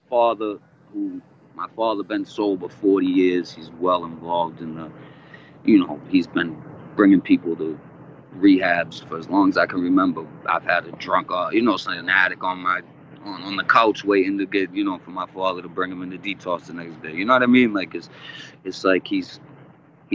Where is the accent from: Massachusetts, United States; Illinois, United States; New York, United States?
Massachusetts, United States; also born or lived in Philadelphia, Pennsylvania; I'm raised in Massachusetts